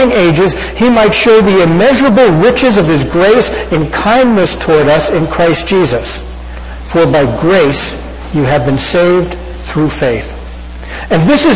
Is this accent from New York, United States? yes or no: yes; Hicksville, New York, United States; my hometown of Hicksville, New York